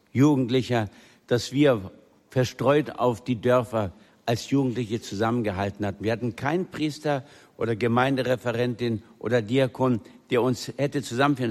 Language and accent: German; Thuringia, Germany; also born or lived in Silesia; aus der Dorfschule in Thüringen, wo wir nach unserer Flucht aus Schlesien hingekommen sind